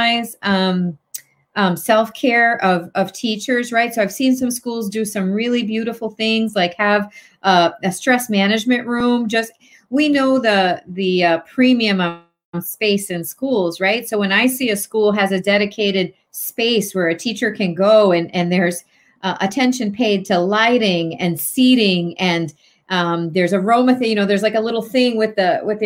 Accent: Hartford, Connecticut, United States; moved away as an adult; also born or lived in New Britain, Connecticut; now in Newtown, United States; I'm from Hartford / New Britain

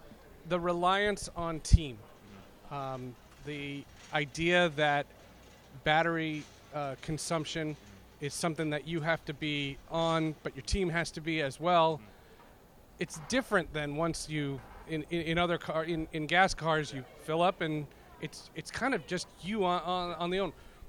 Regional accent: Northeast, United States; In America, growing up, I grew up in the Northeast.

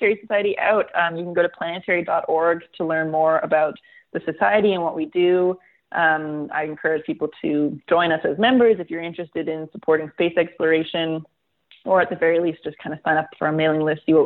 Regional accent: Canada; I'm Canadian. I live in Canada

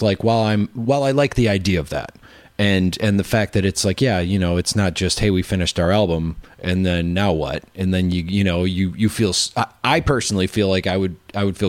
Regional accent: Wisconsin, United States; I'm from Wisconsin

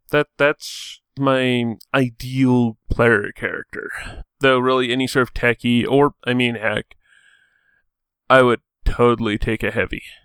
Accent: Edmonton, Alberta, Canada; I'm from Edmonton, Alberta, Canada, which means, yeah. I'm Canadian

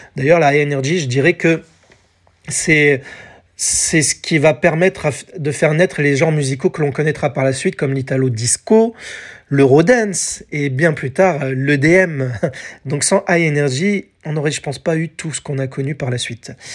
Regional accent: France; chez nous en France

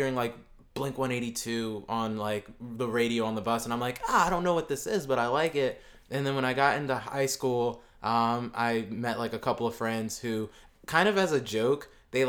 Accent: Southern New Jersey, United States; I'm from Southern New Jersey.

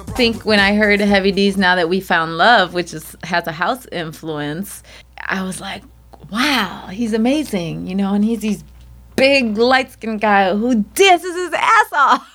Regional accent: Chicago, Illinois, United States; I was the eighth child, the only one born and raised in the United States, uh, Chicago, Illinois

